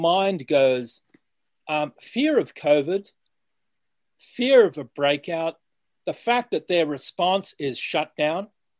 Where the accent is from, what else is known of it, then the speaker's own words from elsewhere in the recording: Australia; as an Australian